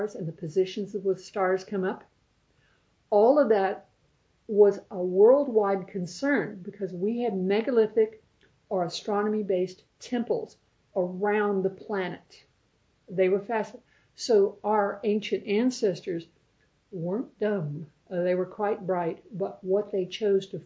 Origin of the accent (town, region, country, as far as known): United States; accent: American; now in New Zealand